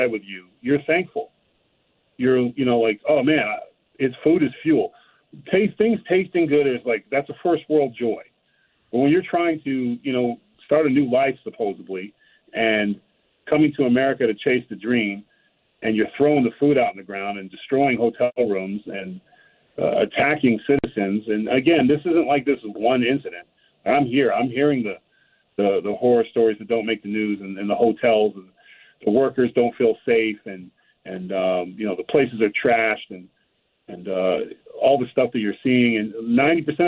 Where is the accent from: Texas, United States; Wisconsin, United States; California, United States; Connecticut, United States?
California, United States; I grew up in California